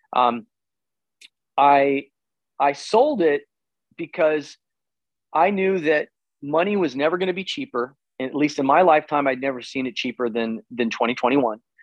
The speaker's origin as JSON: {"language": "English", "town": "Tulsa", "region": "Oklahoma", "country": "United States", "also_born_or_lived": "Los Angeles", "moved": "as an adult", "said": "I'm from Tulsa"}